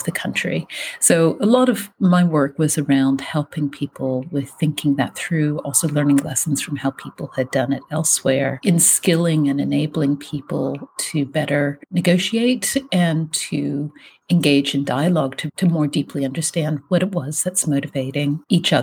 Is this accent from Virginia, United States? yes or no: yes; rural Virginia, United States; moved away as an adult; also born or lived in Richmond, Virginia / East London, United Kingdom; now in Virginia, United States; I'm from the States. I'm from rural Virginia.